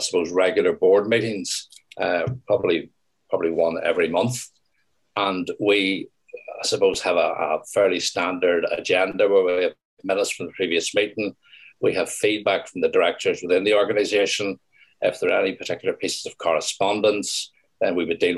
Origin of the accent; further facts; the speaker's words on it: Northern Ireland, United Kingdom; I'm born and bred in Northern Ireland